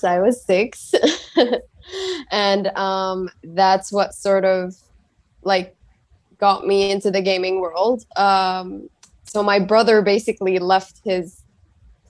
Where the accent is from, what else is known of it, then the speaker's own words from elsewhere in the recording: Saudi Arabia; I'm from Saudi Arabia